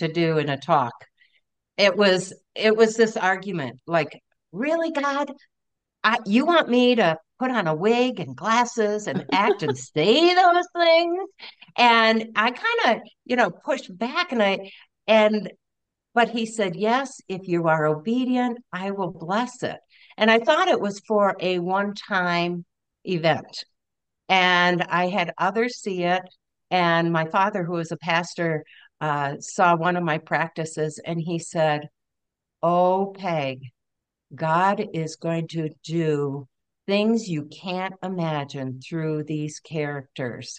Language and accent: English; Michigan, United States; moved away as an adult; also born or lived in Maryland; now in Colorado, United States; I grew up in Michigan as a pastor's kid, one of five kids